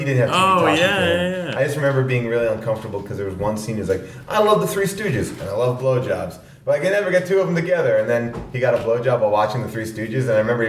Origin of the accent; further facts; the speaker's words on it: Long Island, New York, United States; I grew up in New York on Long Island, and then I moved into this city